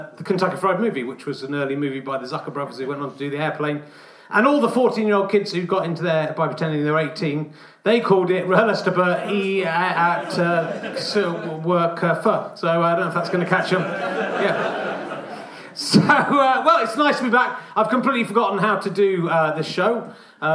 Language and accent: English; Cheddar, South West England, United Kingdom; Of course, I'm from Cheddar.